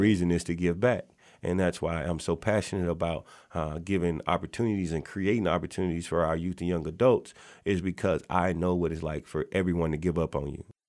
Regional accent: Natchez, Mississippi, United States; now in Kent, Washington, United States; I am born and raised in Natchez, Mississippi

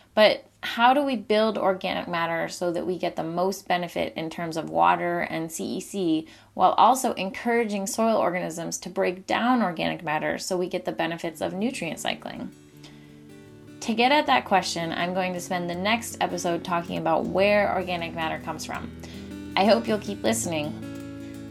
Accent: Maine, United States; In Maine, my home state

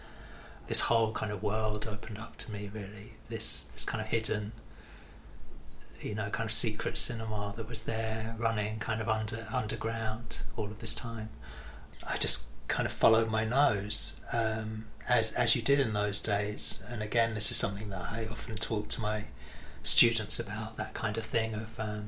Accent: United Kingdom; I grew up just outside of London, and about 40 minutes outside of London

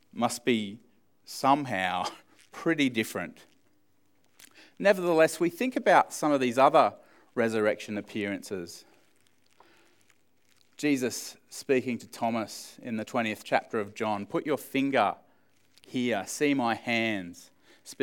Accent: Australia; as Australian males.

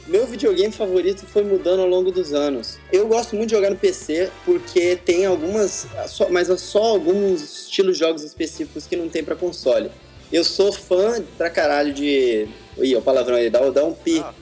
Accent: Campo Grande, Mato Grosso do Sul, Brazil; accent: caipira; moved away as an adult; now in Rio de Janeiro, Brazil; eu sou de Campo Grande, Mato Grosso do Sul

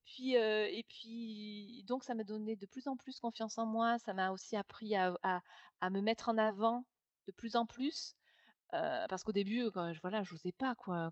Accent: Nîmes, Occitania, France; moved away as an adult; also born or lived in Toulouse / Saint-Germain-en-Laye / Paris / London; je suis de Nîmes. Donc, j'ai vécu, on va dire, jusqu'à 22 ans à Nîmes

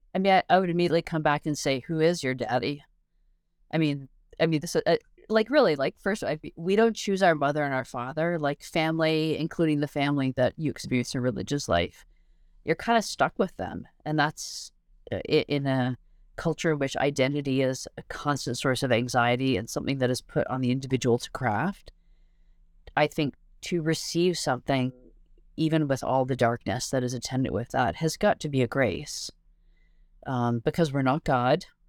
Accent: Canada; also born or lived in England; now in United States; I'm Canadian, but I have a green card

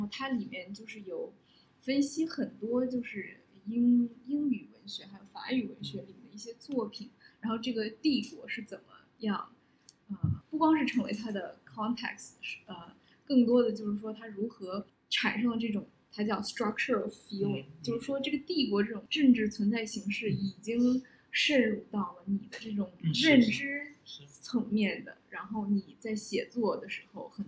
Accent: Harbin, Heilongjiang, China; 我小时候在哈尔滨长大的

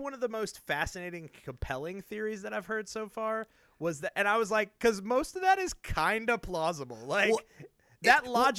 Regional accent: Nashville, Tennessee, United States; I love my hometown of Nashville, and it was some of the most devastating photos I've ever seen.

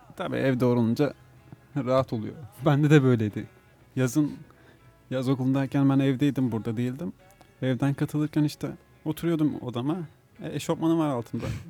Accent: Manisa, Turkey; also born or lived in Muğla; now in İzmir, Turkey; Yakın sayılırım ben de Manisa. 15 senedir falan İzmir'de yaşıyorum ben

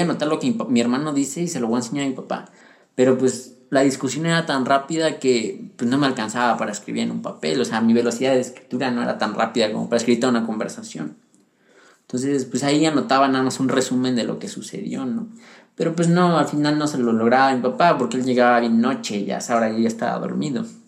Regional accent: Pachuca, Hidalgo, Mexico; also born or lived in Puebla; cuando yo crecí en Pachuca Hidalgo

